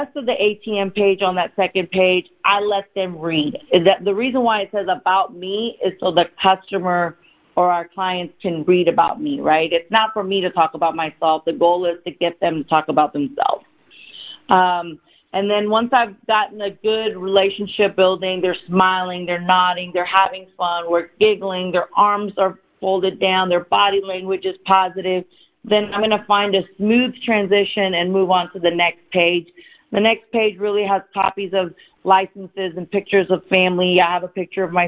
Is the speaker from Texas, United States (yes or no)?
yes; Dallas, Texas, United States; also born or lived in India; I was born in India, and I came to America when I was 4 years old. I was raised by my single father, and I grew up in Dallas, Texas